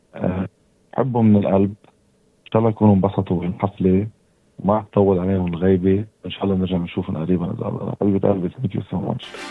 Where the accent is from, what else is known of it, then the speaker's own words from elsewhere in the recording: Hasbaya, South Lebanon, Lebanon; accent: Lebanese; أنا آه، لبناني من منطقة حصبية بجدوب وساكن بالجبل